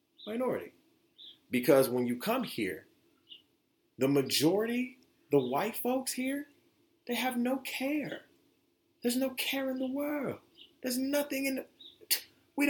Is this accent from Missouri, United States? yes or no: no; Detroit, Michigan, United States; also born or lived in Florida; now in Grand Rapids, United States; coming from where I grew up in Detroit and being born in Florida